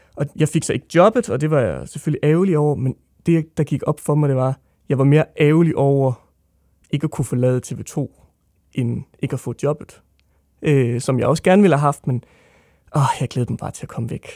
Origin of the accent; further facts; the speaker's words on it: Odense, Southern Denmark, Denmark; jeg er fra Odense